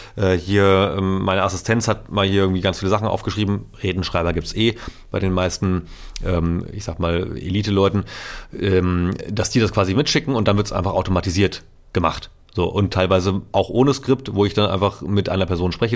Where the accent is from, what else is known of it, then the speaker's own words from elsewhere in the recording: Itzehoe, Schleswig-Holstein, Germany; moved away; meiner Heimatstadt Zoho